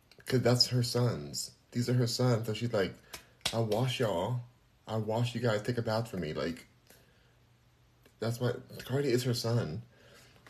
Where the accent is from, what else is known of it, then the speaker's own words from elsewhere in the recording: United States; I am American